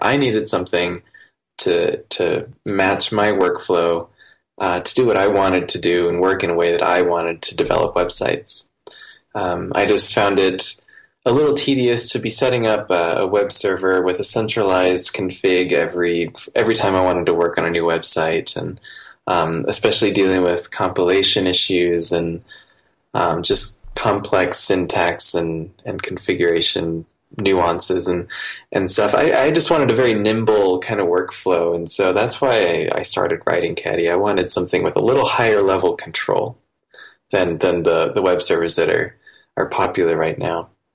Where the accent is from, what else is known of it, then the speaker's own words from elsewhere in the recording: Iowa, United States; I grew up in Iowa in the United States, um, outside of town, kind of in a, a rural area